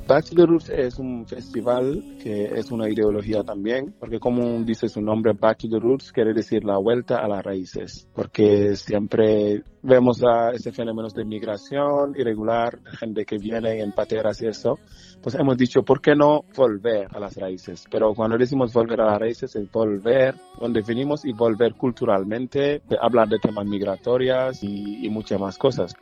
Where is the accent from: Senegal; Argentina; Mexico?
Senegal; now in Spain; como africanos y senegaleses